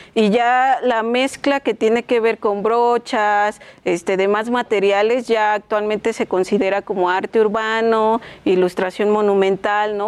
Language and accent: Spanish; Chimalhuacán, State of Mexico, Mexico; Yo soy de Chimalhuacán